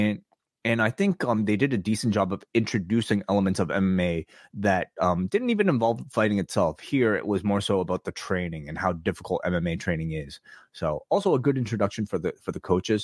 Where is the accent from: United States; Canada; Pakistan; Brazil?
Canada; Toronto, Ontario; a Canadian, eh, eh, from Toronto